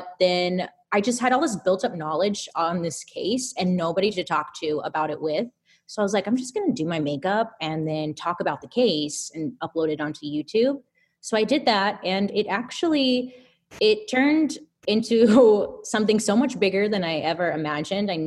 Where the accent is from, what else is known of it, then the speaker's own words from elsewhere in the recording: Inland Empire, Southern California, United States; Out in the Inland Empire, Southern California